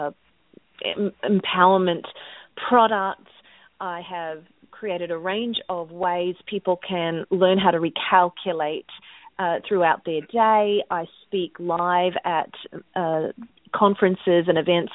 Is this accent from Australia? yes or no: yes; Australia; now in United States; I'm from Australia and living in America